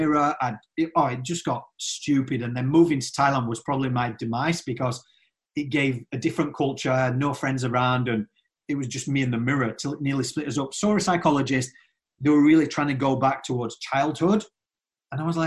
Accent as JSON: {"language": "English", "region": "Yorkshire and the Humber", "country": "United Kingdom", "said": "I'm from Yorkshire"}